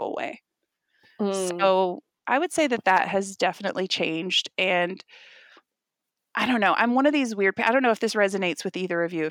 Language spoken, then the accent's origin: English; Dallas, Texas, United States; I was raised in the South. I'm from Texas. I was raised in Dallas